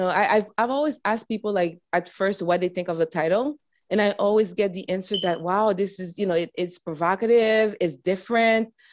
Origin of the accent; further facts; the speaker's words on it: United States; I was born in the United States, but my parents are from Hispaniola